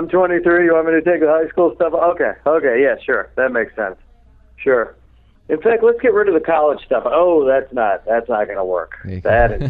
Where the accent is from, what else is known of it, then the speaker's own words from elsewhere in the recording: Chicago, Illinois, United States; I'm from Chicago